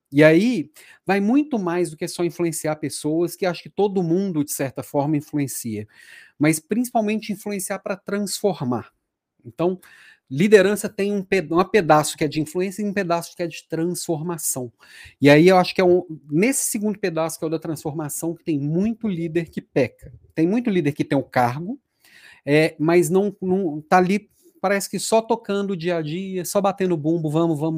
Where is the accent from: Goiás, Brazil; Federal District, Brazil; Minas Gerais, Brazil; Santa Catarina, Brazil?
Minas Gerais, Brazil; Belo Horizonte; moved away as an adult; also born or lived in Juiz de Fora / Rio de Janeiro / São Paulo / Florianópolis; há 15 anos eu recebi um convite para ir para a Natura e Daí eu saí de Belo Horizonte. Então, fiquei 10 anos fora aqui da terrinha, fui rodei, passei por Juiz de Fora, passei pelo Rio de Janeiro, passei por São Paulo